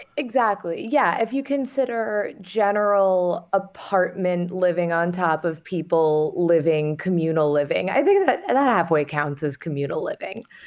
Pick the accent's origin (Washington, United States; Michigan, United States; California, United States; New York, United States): New York, United States; New York City; I, I grew up in Manhattan